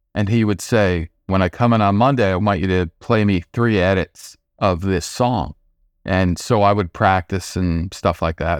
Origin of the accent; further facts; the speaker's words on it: Nyack, New York, United States; I grew up in the suburbs just outside of New York City, about 25 minutes without traffic, place called Nyack